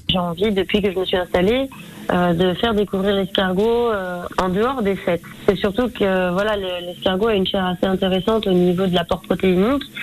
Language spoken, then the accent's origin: French; Côte-d'Or, Burgundy, Bourgogne-Franche-Comté, France; je suis née en Bourgogne, en Côte d'Or